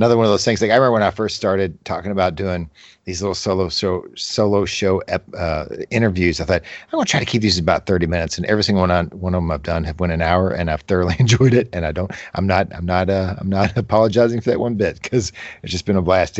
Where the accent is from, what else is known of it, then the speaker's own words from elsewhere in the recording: Kentucky, United States; accent: Kentucky; my Kentucky accent